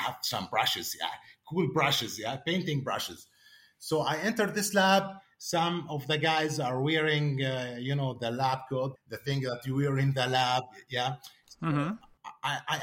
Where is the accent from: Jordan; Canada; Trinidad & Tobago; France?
Jordan; I'm coming from Jordan